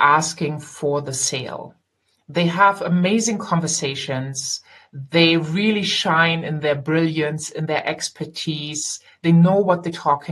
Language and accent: English; Germany; I am German. I grew up here and I live here